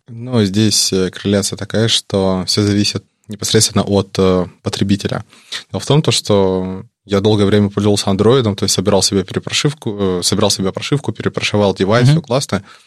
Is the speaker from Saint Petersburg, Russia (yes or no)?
no; Vladivostok, Primorsky Krai, Russia; мы из Владивостока учимся в Дальневосточном федеральном университете